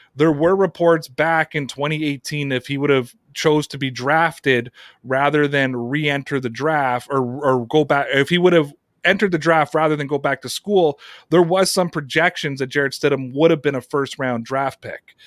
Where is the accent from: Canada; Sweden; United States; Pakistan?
Canada; here in my home country of Canada